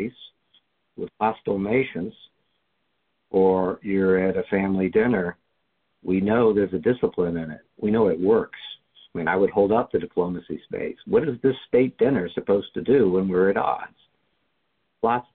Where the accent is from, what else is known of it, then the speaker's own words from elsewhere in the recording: the South, United States; I grew up in the South